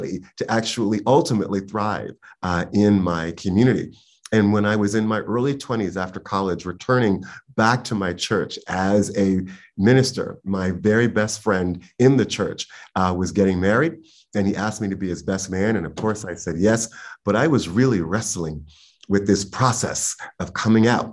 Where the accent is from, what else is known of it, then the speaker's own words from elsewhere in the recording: New York City, New York, United States; I was born and raised in Harlem in the very late 60s and raised in the early 70s.